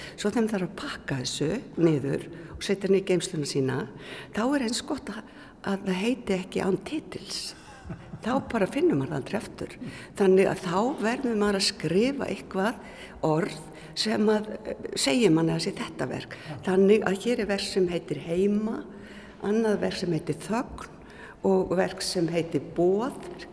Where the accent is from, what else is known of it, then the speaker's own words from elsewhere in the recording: Reykjavík, Capital Region, Iceland; moved away as an adult; also born or lived in Akranes; ég er fættu uppalinn í Reykjavík